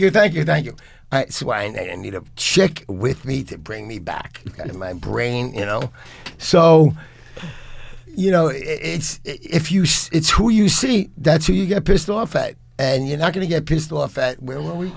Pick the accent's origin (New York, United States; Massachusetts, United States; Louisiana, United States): New York, United States; New York City; also born or lived in Lower Manhattan; I'm 64 years old. I grew up in the Bronx. I lived in Lower Manhattan and, and Lower East Side for, for decades and decades and decades.